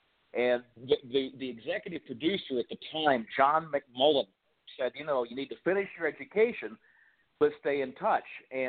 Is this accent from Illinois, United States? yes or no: yes; Central Illinois, United States; I grew up in Central Illinois